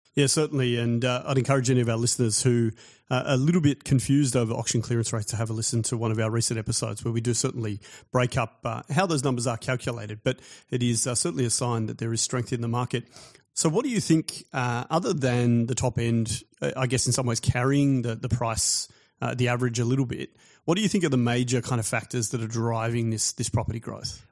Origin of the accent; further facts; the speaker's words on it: Australia; as an Australian guy with an Australian family born here